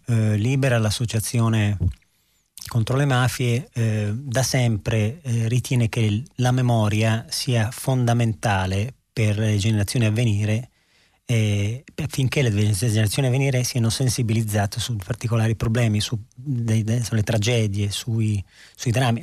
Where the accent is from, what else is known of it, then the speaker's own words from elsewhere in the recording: Verona, Veneto, Italy; io sono di Verona